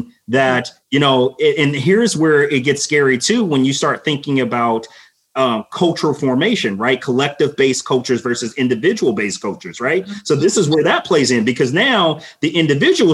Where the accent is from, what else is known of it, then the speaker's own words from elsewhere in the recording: Los Angeles, California, United States; growing up in Los Angeles